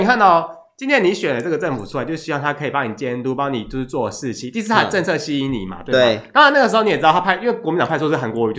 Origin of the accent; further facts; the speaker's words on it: Taiwan; 因为我们是台湾人嘛